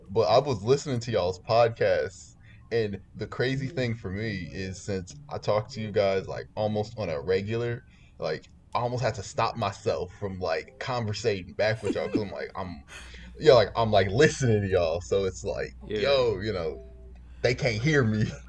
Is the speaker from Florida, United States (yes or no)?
no; Chicago, Illinois, United States; I am from Chicago, uh, particularly the North Side, North Soldier. but I've bounced around. I've lived uh, on the West Side. I've lived in the suburbs.